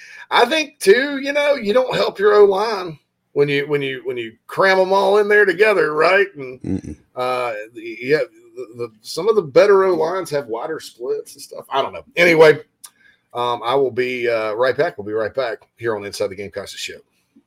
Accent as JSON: {"language": "English", "town": "Spartanburg", "region": "South Carolina", "country": "United States", "tie": "born or raised there", "said": "Right there in my hometown of Spartanburg"}